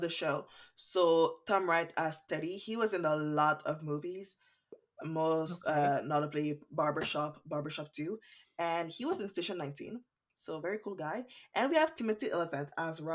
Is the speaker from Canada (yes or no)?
yes; Canada; I'm Canadian.